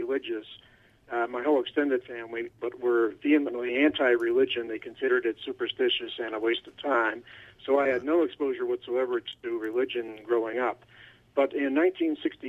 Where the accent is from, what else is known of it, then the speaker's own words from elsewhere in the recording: Cleveland, Ohio, United States; also born or lived in Toronto / New York / Miami; now in Seattle, United States; I was born in Toronto, grew up in Cleveland, and went to school in New York, and lived in Miami for too long, and now I'm out in Seattle